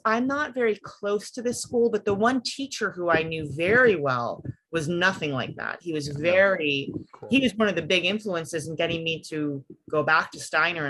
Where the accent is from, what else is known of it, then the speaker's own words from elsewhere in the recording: New York, United States; also born or lived in Washington, D.C. suburbs; now in Western Pennsylvania, United States; I'm from like the New York suburbs and the DC suburbs.